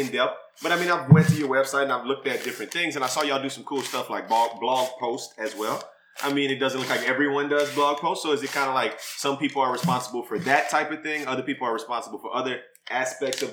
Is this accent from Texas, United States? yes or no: no; New Iberia, Louisiana, United States; I'm from Louisiana